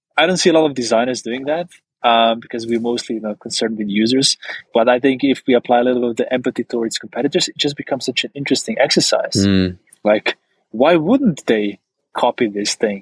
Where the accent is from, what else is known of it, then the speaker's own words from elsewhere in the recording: Maribor, Slovenia; my hometown, Maribor